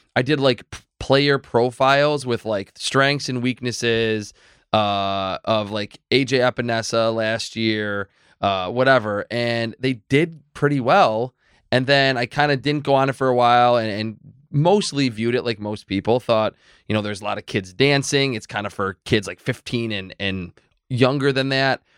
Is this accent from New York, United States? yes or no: yes; Medina, New York, United States; also born or lived in North Tonawanda; I grew up in Medina. I still live in Medina